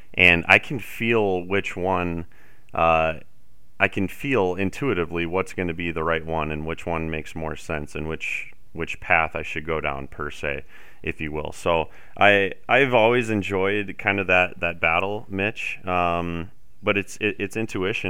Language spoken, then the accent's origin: English; South Dakota, United States; moved away as an adult; also born or lived in Fargo, North Dakota / Denver, Colorado; growing up in South Dakota, spending my entire life here until I, I did eventually move to Fargo for a couple years